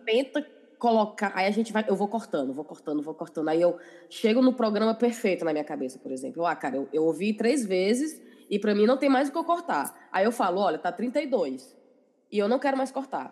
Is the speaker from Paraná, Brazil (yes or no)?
no; Ceará, Brazil; now in England; a gente, nós quatro, a gente é cearense, mas a gente mora na Inglaterra